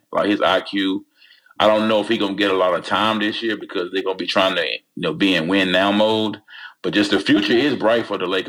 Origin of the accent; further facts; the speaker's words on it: North Carolina, United States; he's from my home state.